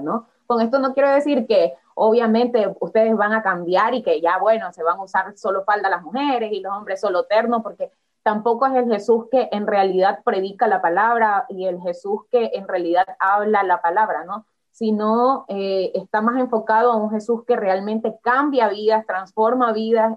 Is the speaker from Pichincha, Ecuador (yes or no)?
no; Guayaquil, Guayas, Ecuador; soy de Ecuador guayaquileña, como decimos acá, más guayaquileña que el encebollado y el bolón